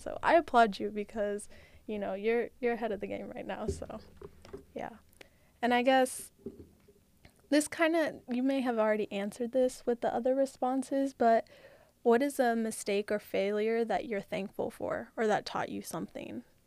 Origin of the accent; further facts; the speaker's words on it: California, United States; moved away; I'm from California